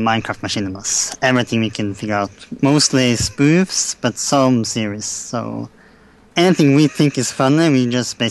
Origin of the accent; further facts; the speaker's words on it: Norway; No, I'm from Norway.